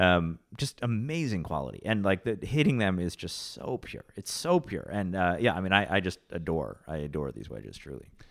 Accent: Rochester, New York, United States; now in New York City, United States; I grew up in Rochester

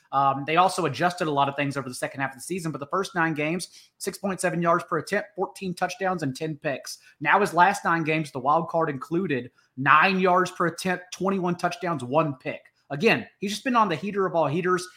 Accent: Fort Worth, Texas, United States; I grew up in Fort Worth, Texas

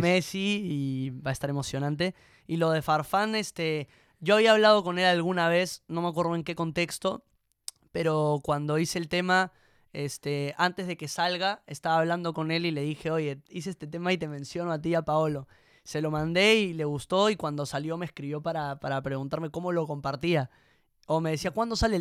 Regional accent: Peru; cuando me preguntan de dónde soy, digo que soy peruano

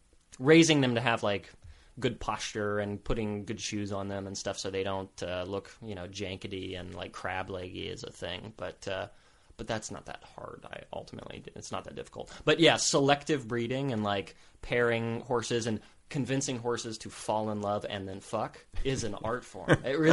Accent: Potosi, Texas, United States; Potosi, Texas is the town I grew up in. Population of maybe like 1,100 or 1,200 people. Right. I grew up on a ranch.

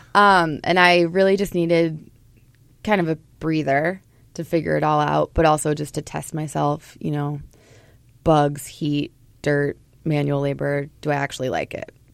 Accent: Portland, Oregon, United States; born or raised there; moved away as an adult; now in Minnesota, United States

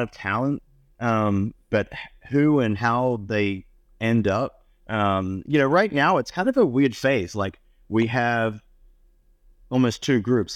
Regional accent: Australia; moved away; growing up in Australia

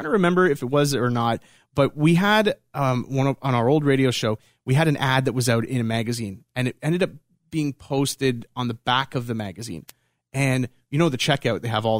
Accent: Canada; I'm from Canada

